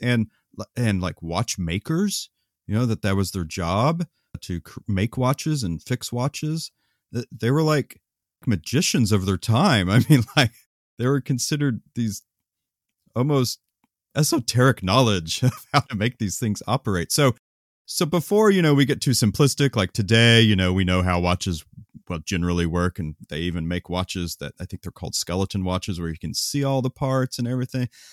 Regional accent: Oklahoma, United States; when I was growing up in Oklahoma

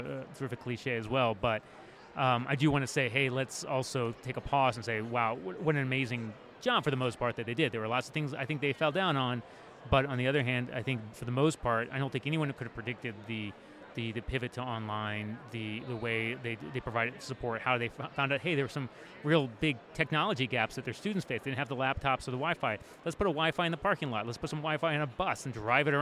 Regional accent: Washington, District of Columbia, United States; My hometown is Washington, D.C.

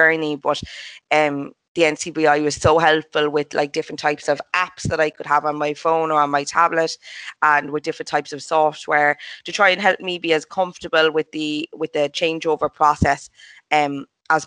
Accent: Cork, Munster, Ireland; moved away as an adult; now in Dublin, Ireland; I'm from Cork originally, from just outside the city centre. So I'm 100% a Cork native, but I've only recently moved off to Dublin

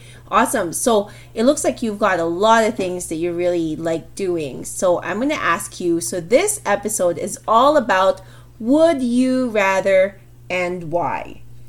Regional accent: Philippines; because we're Filipino

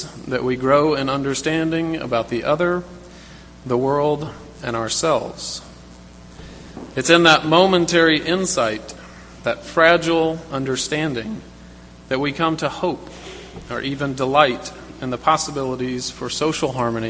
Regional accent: South Carolina, United States; When I was a child growing up in South Carolina

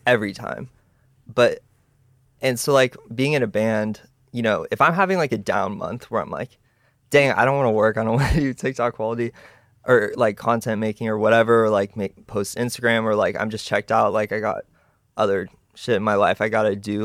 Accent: Texas, United States; I was born in Texas, you know, and it was cool because I grew up in like a musical family

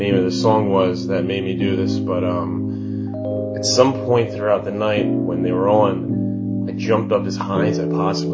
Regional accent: Philadelphia, Pennsylvania, United States; I'm from Philly

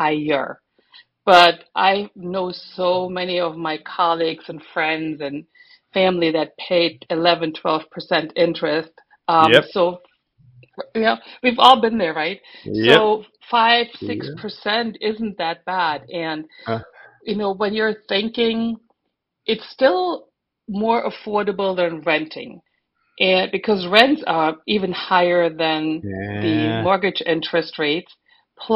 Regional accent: Germany; moved away as an adult; now in Florida, United States; I'm German. And my husband and I moved to Florida in 1995

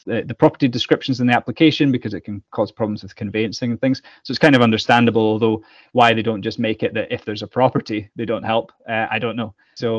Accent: Scotland, United Kingdom; Being Scottish

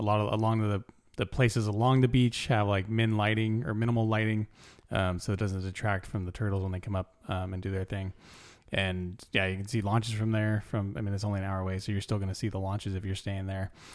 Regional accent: California, United States; I'm from California

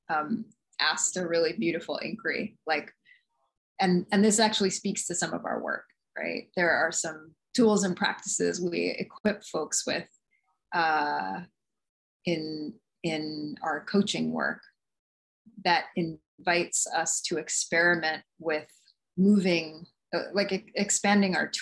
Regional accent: New York City, New York, United States; moved away as an adult; also born or lived in Nagasaki Prefecture, Japan; I was born in Jamaica, Queens in New York City to two East Indian immigrant parents

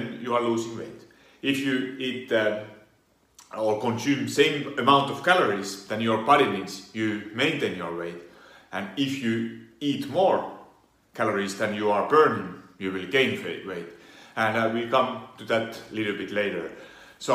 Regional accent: Finland; now in Italy; Originally I come from Finland. I do live in Italy

